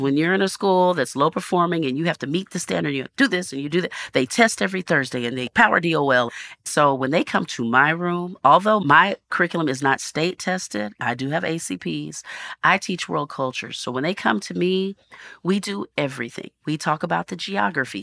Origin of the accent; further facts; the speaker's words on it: North Texas, United States; growing up in North Texas